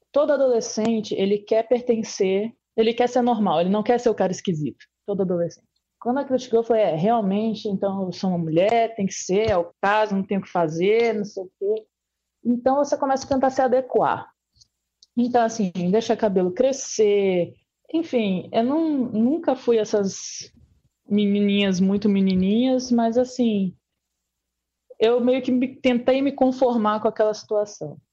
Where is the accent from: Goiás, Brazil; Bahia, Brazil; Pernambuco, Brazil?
Bahia, Brazil; also born or lived in Curitiba; Nascido, nascido em Curitiba e me mudei para Bahia com três aninhos de idade. Então, sempre fui baiano